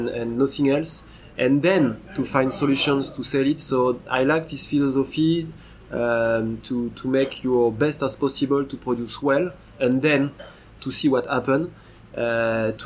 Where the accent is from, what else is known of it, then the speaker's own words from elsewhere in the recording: Brittany, France; also born or lived in Montpellier / Burgundy; now in Beaune, France; I'm originally from Brittany, the west part of France, where there is absolutely no vineyard.